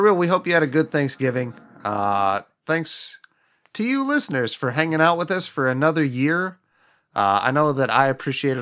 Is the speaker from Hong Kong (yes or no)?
no; Midwest, United States; growing up in the Midwest with incredibly white family members